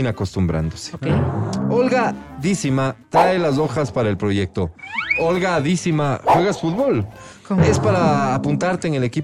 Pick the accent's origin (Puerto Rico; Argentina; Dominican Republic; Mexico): Argentina; Soy argentina. Muy ah, mucho